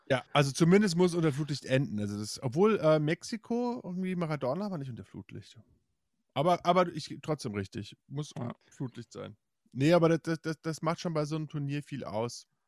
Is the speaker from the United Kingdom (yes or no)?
yes; England, United Kingdom; hat total lange für Marseille gespielt, was ich als Engländer ja.